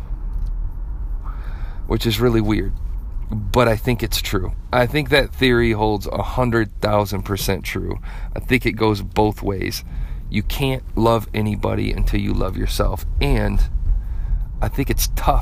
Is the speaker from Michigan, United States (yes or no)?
yes; Flint, Michigan, United States; I grew up in Flint.